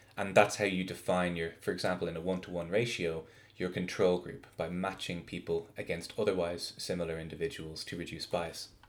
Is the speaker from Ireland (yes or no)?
yes; Ireland; moved away as an adult; also born or lived in Notre Dame, Indiana, United States / East Coast, United States; now in Salt Lake City, United States; I'm an Irish biophysicist